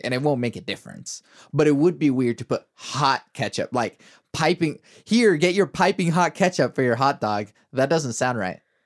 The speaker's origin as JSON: {"language": "English", "country": "Venezuela", "moved": "yes", "said": "I'm from Venezuela, my family's from Venezuela"}